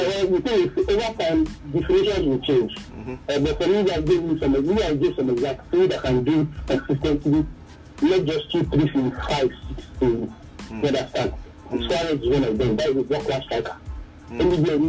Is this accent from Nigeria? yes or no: yes; Nigeria; when as a Nigerian, when you play in this kind of league, your people back at home, they are able to see you and give you a better level to play in the Super Eagles.